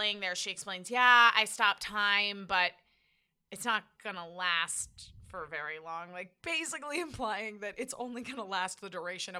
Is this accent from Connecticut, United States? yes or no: yes; Connecticut, United States; I'm from Connecticut.